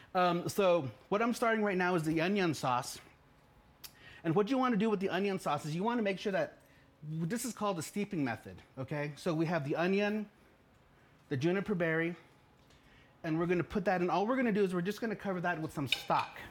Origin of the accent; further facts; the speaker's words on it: United States; when I was growing up in the Navajo world